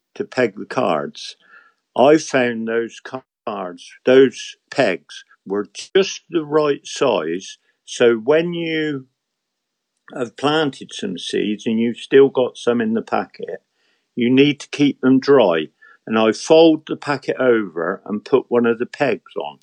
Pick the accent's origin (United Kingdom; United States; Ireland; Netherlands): United Kingdom; England; an Englishman who loves his garden